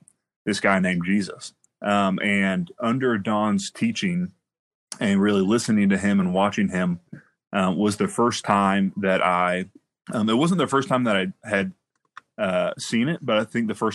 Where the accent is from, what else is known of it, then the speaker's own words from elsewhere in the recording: Miamisburg, Ohio, United States; also born or lived in Trotwood; I grew up in Miamisburg, Viking, born and raised